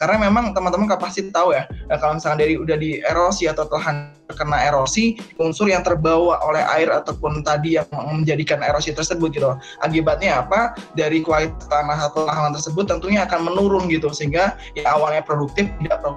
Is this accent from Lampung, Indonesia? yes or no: yes; Lampung, Indonesia; asal gue dari daerah Lampung.